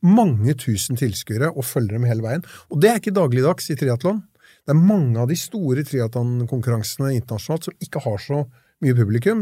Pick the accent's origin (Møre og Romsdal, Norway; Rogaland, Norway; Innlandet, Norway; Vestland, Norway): Innlandet, Norway; Lillehammer; jeg er jo østlending, som dere og kommer fra Lillehammer